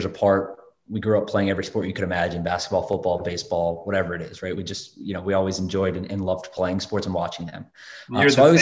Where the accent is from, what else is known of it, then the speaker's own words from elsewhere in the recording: Raleigh, North Carolina, United States; also born or lived in Durham, North Carolina; now in New York City, United States; I grew up in Raleigh, North Carolina